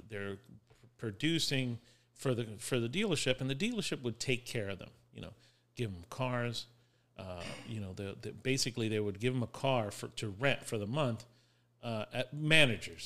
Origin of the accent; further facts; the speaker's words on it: West Palm Beach, Florida, United States; I'm from West Palm Beach.